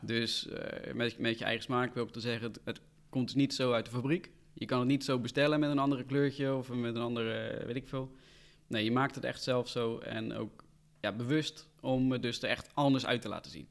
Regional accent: Rotterdam, South Holland, Netherlands; Ik kom uit Rotterdam

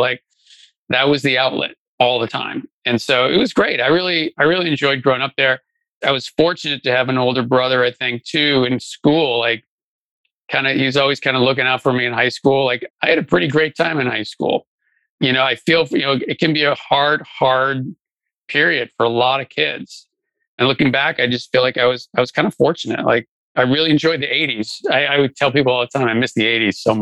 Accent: Brookline, Massachusetts, United States; moved away as an adult; now in Kansas City, United States; I grew up in a town called Brookline, Massachusetts, which is right outside of Boston

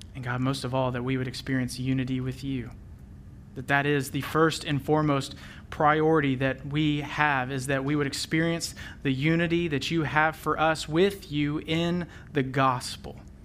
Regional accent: Memphis, Tennessee, United States; I was born and raised in Memphis, Tennessee

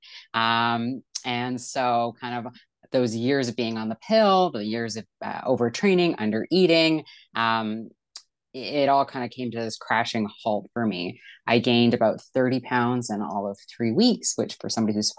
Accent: Vancouver, British Columbia, Canada; moved away; I'm from Vancouver, British Columbia, Canada

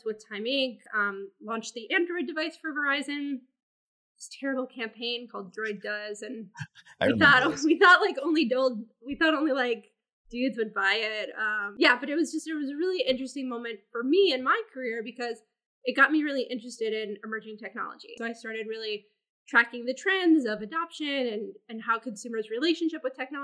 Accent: Minnesota, United States; moved away as an adult; now in New York, United States; grew up in Minnesota, which you only really hear when I say I'm from Minnesota

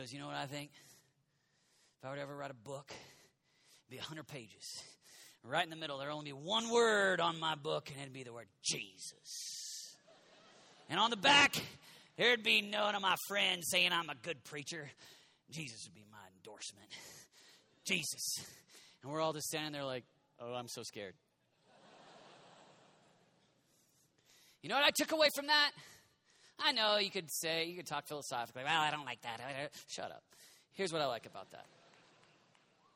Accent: United States; We're all American pastors.

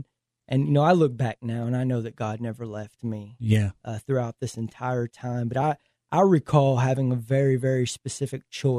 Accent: Fort Worth, Texas, United States; Grew up, born and raised Fort Worth, Texas.

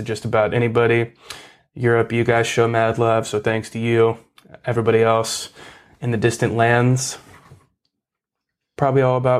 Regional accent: Canada; I'm from Canada, and I've never played in the States before.

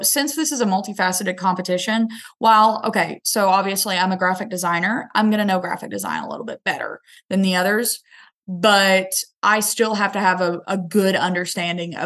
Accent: Northeast Arkansas, United States; I'm from Northeast Arkansas

